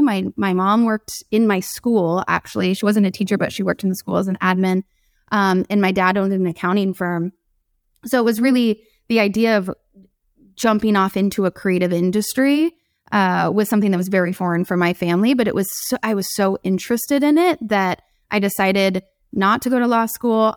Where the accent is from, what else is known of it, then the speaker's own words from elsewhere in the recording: San Diego, California, United States; I grew up in San Diego